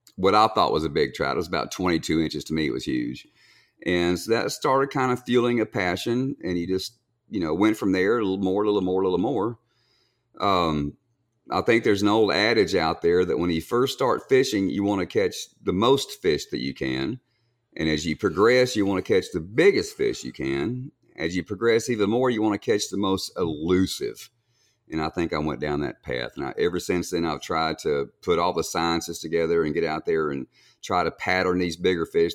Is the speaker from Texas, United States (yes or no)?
yes; Kingsville, Texas, United States; I grew up in Kingsville